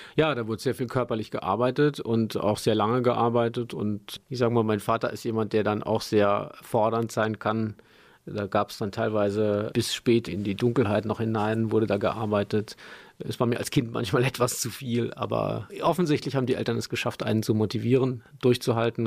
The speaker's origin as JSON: {"language": "German", "town": "Landau", "region": "Rhineland-Palatinate", "country": "Germany", "tie": "born or raised there", "also_born_or_lived": "Bad Bergzabern", "said": "Ich bin in Landau in der Pfalz geboren"}